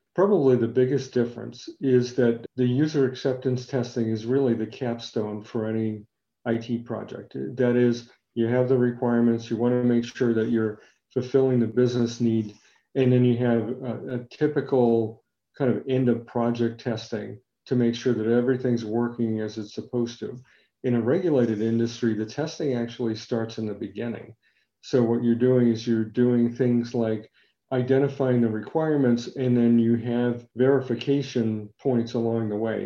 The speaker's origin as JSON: {"language": "English", "region": "New England", "country": "United States", "said": "I am from New England"}